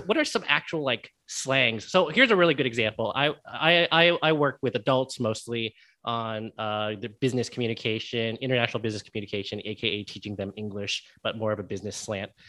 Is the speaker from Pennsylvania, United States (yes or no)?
no; Connecticut, United States; accent: neutral American; moved away; also born or lived in California; I actually grew up in the Northeast, so uh, but I grew up in Connecticut, so I grew up in Connecticut